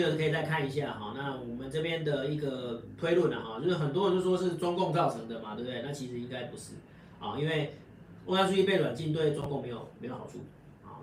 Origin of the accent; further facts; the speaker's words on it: Taiwan; 我们台湾人最爱用的那个苹果手机